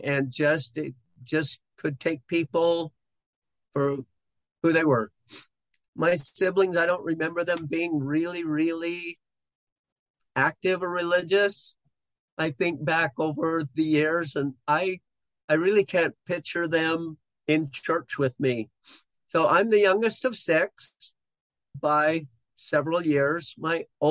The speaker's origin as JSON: {"language": "English", "town": "Bountiful", "region": "Utah", "country": "United States", "tie": "born or raised there", "said": "grew up in Bountiful, Utah, and I've lived in this same kind of general area my whole life"}